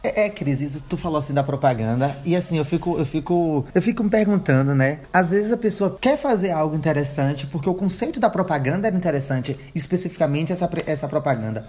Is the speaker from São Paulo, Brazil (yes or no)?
no; Bahia, Brazil; accent: Bahian; baiano fala é assim. Beleza, a gente fala nosso sotaque